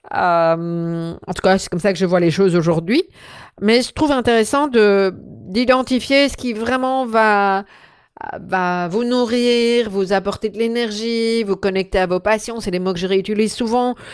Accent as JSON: {"language": "French", "country": "Belgium", "said": "je suis belge"}